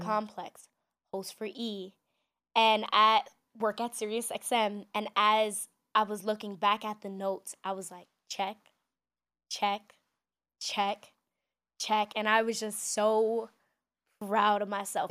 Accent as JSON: {"language": "English", "town": "New York City", "region": "New York", "country": "United States", "tie": "born or raised there", "said": "growing up in New York City, we're so diverse"}